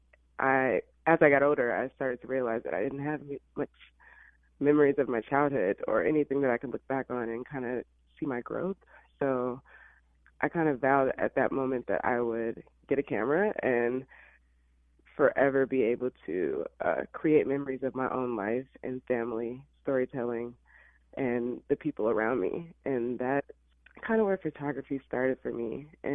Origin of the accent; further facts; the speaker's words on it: Illinois, United States; moved away as an adult; also born or lived in Alabama; now in Los Angeles, United States; was born in Alabama, but I was raised in Illinois.